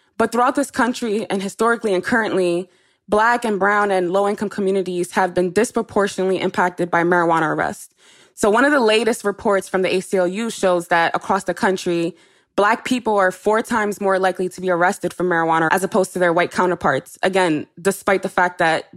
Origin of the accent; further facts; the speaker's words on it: New York City, New York, United States; I'm also from the Bronx. I mean, at that time, I never really had a world outside of the Bronx